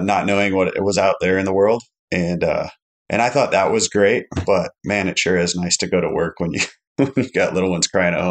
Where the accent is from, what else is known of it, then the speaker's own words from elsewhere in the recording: Alaska, United States; I grew up in Alaska my whole life.